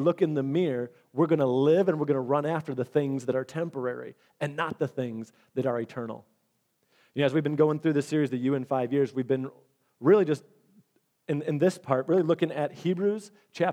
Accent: Michigan, United States; We're from Michigan

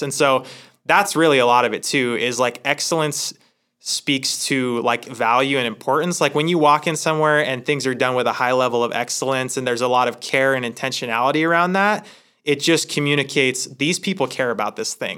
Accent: Hermiston, Oregon, United States; moved away as an adult; also born or lived in Sacramento, California; I grew up in Hermiston, Oregon

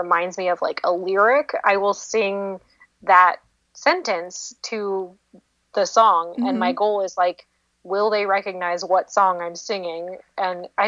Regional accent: Seattle, Washington, United States; moved away; I'm from Seattle originally

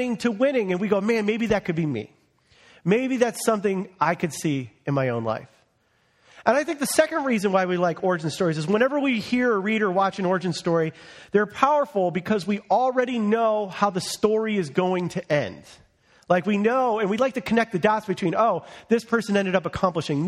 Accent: United States; I was born in America under the flourishing economy of President Ronald Reagan

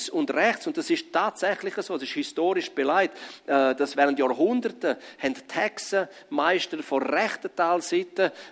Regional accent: Grisons, Switzerland; Aber ich komme aus dem Graubünden.

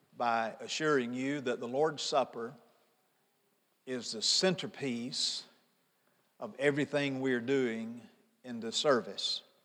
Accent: Pontotoc, Mississippi, United States; Angie and I grew up in Pontotoc, Mississippi.

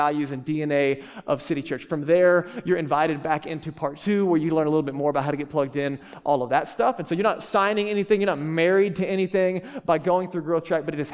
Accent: Texas, United States; I grew up in Texas

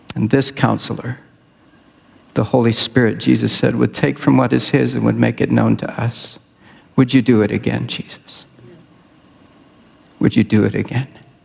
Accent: southwestern Congo, DR Congo; I was born and raised in Central Africa, Congo. DR Congo is my country. Over half my life was spent there.

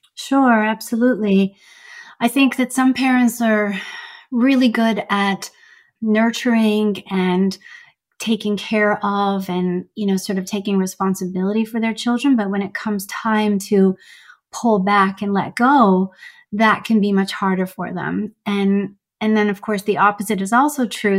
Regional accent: Canada; also born or lived in Iran; I immigrated from Iran to Canada to be with my mom at age seven

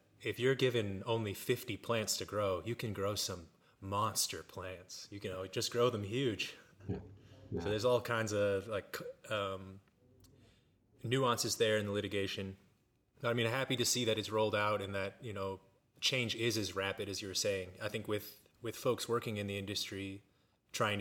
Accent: Olathe, Kansas, United States; also born or lived in Denver; I grew up in Olathe, Kansas.

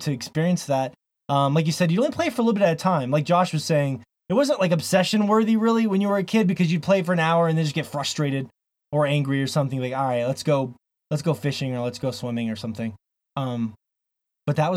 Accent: Florida, United States; now in Montana, United States; I grew up in Florida

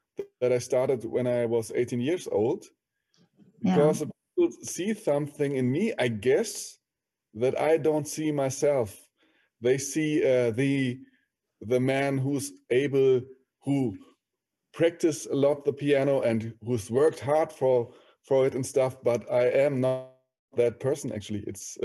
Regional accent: Berlin, Germany; I was born and raised in Berlin

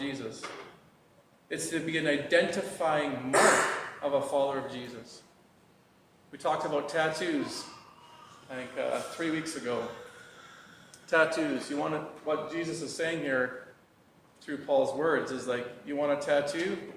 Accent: Fort Smith, Arkansas, United States; moved away; when I go home to my hometown in Fort Smith

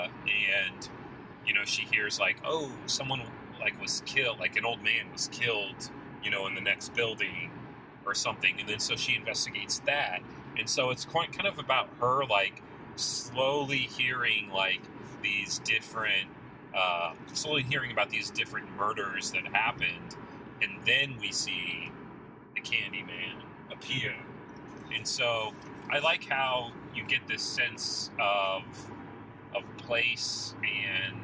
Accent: Westfield, Indiana, United States; I'm from Westfield, just north of Indianapolis

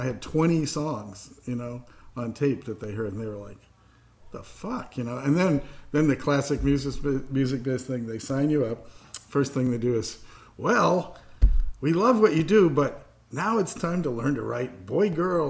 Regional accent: Indiana, United States; born there; also born or lived in New York; I was born in Indiana, but I mean

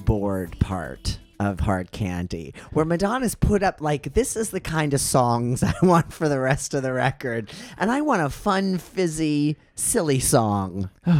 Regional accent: Midwest, United States; I was a Catholic school kid from the Midwest.

